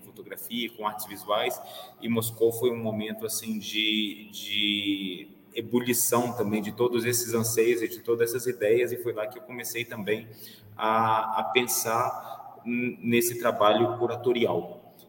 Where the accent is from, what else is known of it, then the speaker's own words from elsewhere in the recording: Belo Horizonte, Minas Gerais, Brazil; moved away; also born or lived in Vienna / France; nasci em Belo Horizonte em 1982